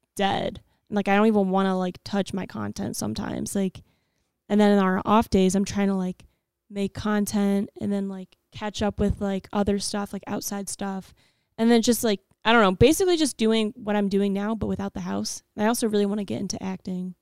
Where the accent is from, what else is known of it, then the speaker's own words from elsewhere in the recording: Ohio, United States; I'm from Ohio.